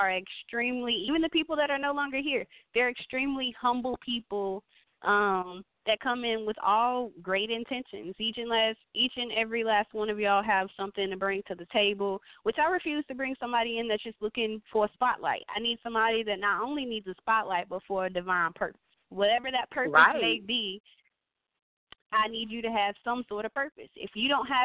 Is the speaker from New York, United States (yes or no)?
no; Memphis, Tennessee, United States; Memphis, Tennessee, my hometown